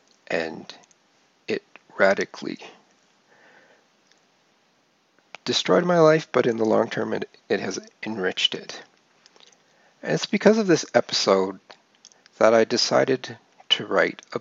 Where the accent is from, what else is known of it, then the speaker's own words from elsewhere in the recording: Calgary, Alberta, Canada; grew up in Calgary, Alberta, Canada